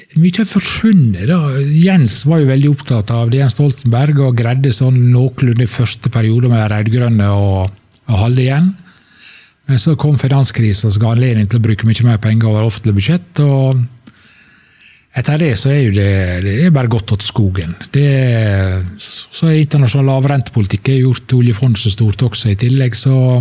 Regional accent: Sunnmøre, Møre og Romsdal, Norway; møbelfabrikkene hjemme på Sunnmøre

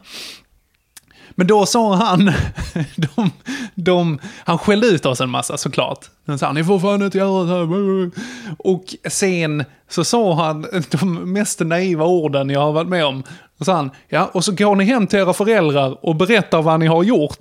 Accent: Gässie, Skåne, Sweden; utanför Gässie, där jag växte upp, en liten brunnhåla

